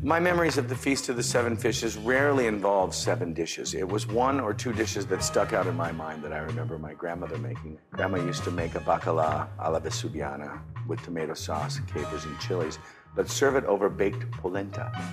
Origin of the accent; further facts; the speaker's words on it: West Coast, United States; we grew up on the West Coast